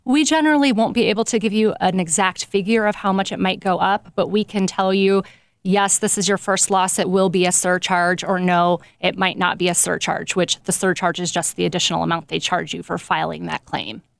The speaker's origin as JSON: {"language": "English", "town": "Nappanee", "region": "Indiana", "country": "United States", "tie": "born or raised there", "moved": "as an adult", "lives_now": "South Bend, United States", "said": "I am originally from Napanee, Indiana. Grew up there most of my life"}